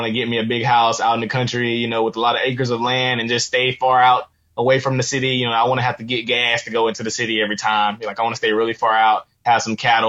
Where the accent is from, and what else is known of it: Albany, Georgia, United States; born or raised there